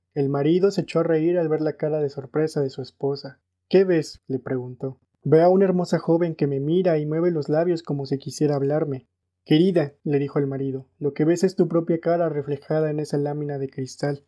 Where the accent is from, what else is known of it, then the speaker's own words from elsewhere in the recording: Mexico; soy mexicano